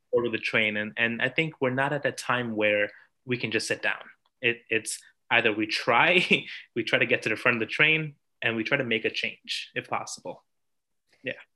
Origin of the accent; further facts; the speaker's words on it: New York, United States; I'm from New York.